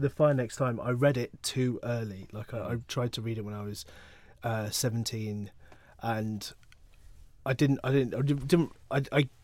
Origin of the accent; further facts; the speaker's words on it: London, United Kingdom; all our houses in northwest London in the 80s